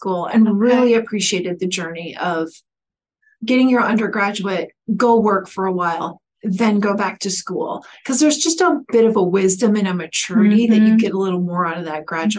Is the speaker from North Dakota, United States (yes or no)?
no; Okoboji, Iowa, United States; moved away; also born or lived in South Dakota; I grew up in Okoboji, Iowa.